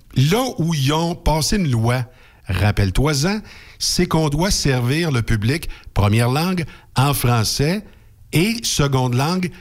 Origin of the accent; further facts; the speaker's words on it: Quebec, Canada; first language French; je suis un francophone né au Québec, en Amérique du Nord.